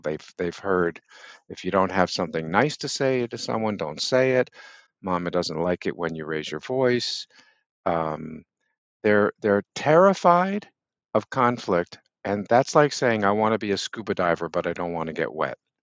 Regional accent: Boston, Massachusetts, United States; also born or lived in Brooklyn Heights, New York; now in New York City, United States; when I was, uh, seven, we moved from New York to Boston.

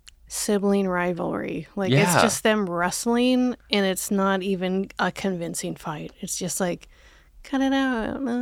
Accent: Omaha, Nebraska, United States; Oh, yeah, I grew up in Omaha.

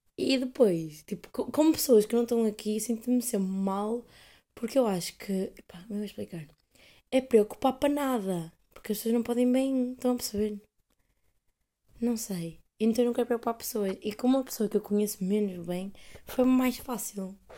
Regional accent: Coimbra, Centro, Portugal; moved away as an adult; now in Amsterdam, Netherlands

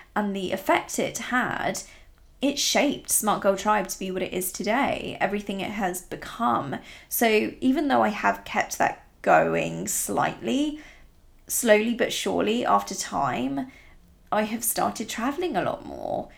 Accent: Italy; now in England; I grew up in really rural Italy

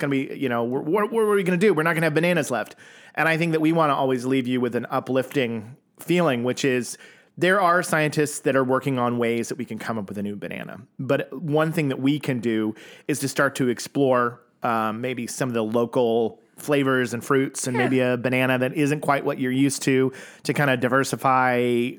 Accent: United States; growing up as an American

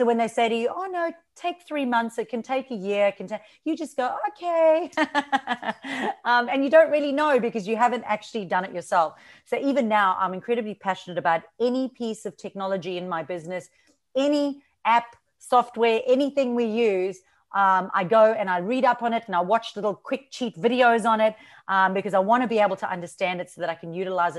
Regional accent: South Africa; accent: South African and Australian; moved away as an adult; now in Australia; excuse my accent. It's a bit a mix of South African and Australian. And the reason for that is I moved to Australia from South Africa 12 years ago.

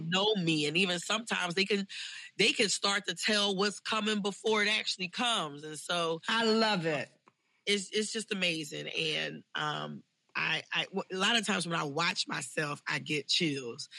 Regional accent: Philadelphia, Pennsylvania, United States; born or raised there

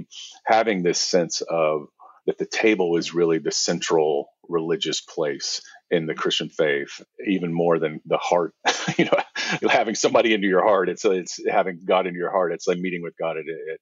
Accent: the American South, United States; I grew up in the South, in the American South

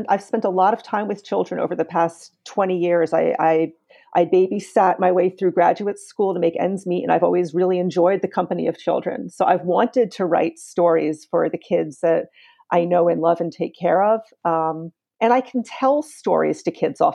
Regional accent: New York City, New York, United States; I grew up on the Lower East Side. I grew up on Avenue

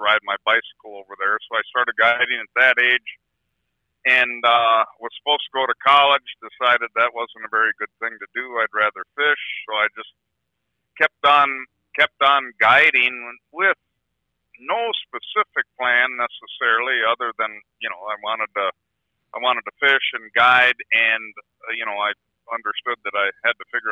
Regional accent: Hayward, Wisconsin, United States; also born or lived in Chicago, Illinois; I was born in Chicago, but 6 months old, my folks decided to buy a resort in Hayward, Wisconsin on the Spider Lake chain of lakes here. And they owned that and ran it for 11 years.

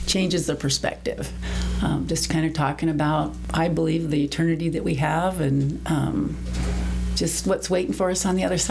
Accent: Southern California, United States; also born or lived in Montana; now in Mesquite, United States; I was raised in California, Southern California

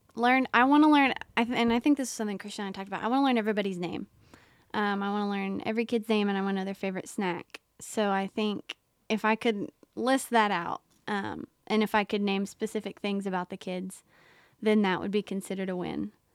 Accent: Mount Sterling, Kentucky, United States; moved away as an adult; now in Knoxville, United States; I'm from Mount Sterling, Kentucky, which is a very small town

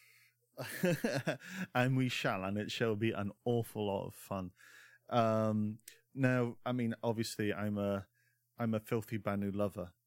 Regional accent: Scotland, United Kingdom; growing up in Scotland

